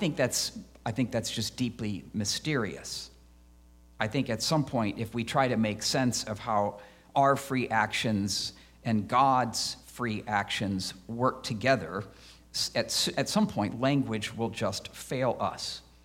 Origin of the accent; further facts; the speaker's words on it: Midwest, United States; I grew up in the Midwest, so I actually don't mind the seasons.